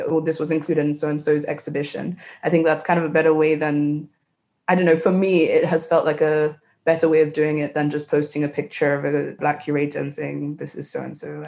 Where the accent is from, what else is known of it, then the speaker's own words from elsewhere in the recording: Nigeria; growing up in West Africa